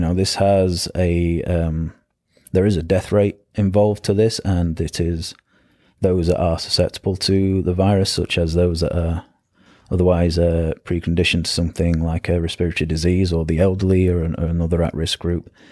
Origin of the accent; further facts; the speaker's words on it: the north of England, United Kingdom; moved away as an adult; I grew up in England, in the north of England. Uh, moved down to south of England